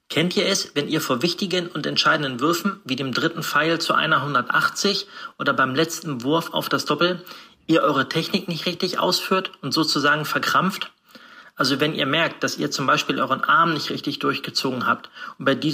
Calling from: Uetze, Lower Saxony, Germany; ich komme aus Utze in der Nähe von Hannover.

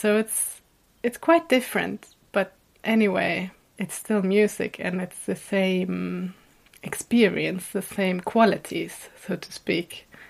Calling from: Gotland, Sweden; I'm calling from the island Gotland, which is in the Baltic Sea, outside the east coast of Sweden.

